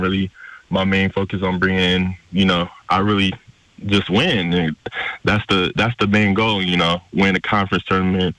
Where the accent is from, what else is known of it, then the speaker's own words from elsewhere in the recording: San Francisco, California, United States; I decided to go back to San Francisco City College, you know, play back in my hometown